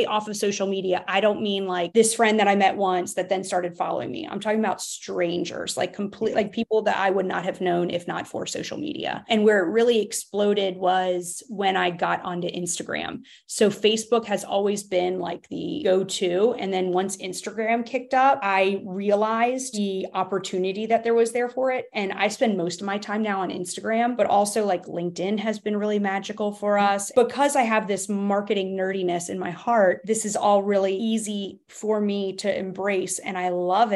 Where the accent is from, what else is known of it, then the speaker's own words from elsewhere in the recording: Baltimore, Maryland, United States; moved away as an adult; now in Raleigh, United States; I was new to Raleigh, and I was born and raised in Baltimore, Maryland.